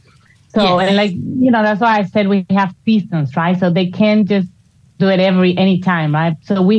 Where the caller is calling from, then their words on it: Cinque Terre, Liguria, Italy; I'm actually calling you from Cinque Terre, Italy.